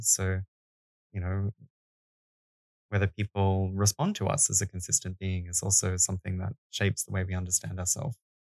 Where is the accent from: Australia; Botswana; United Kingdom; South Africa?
Australia; now in Denmark; I'm Australian